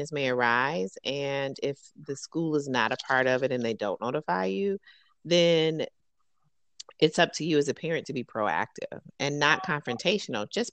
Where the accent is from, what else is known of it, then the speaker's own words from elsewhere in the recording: Detroit, Michigan, United States; moved away; growing up in Detroit, predominantly African-American